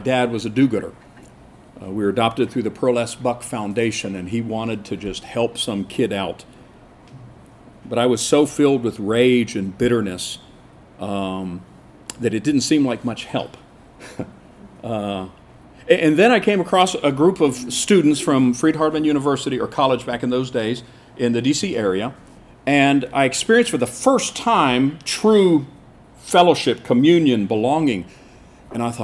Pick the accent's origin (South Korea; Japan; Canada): South Korea; Seoul; I grew up in Korea. I was born in 1959 in Seoul